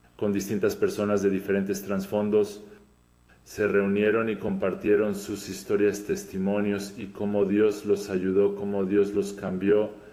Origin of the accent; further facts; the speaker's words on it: Podgorica, Montenegro; Spanish is a second language; soy de Podgorica, Montenegro